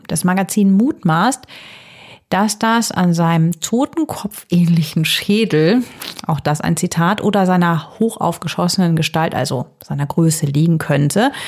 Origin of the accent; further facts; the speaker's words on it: Herzogenrath, North Rhine-Westphalia, Germany; Herzogenrath bei Aachen meiner Heimatstadt